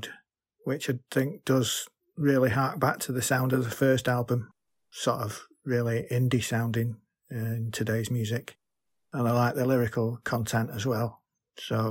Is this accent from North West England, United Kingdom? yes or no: yes; Manchester, North West England, United Kingdom; I'm from Manchester, England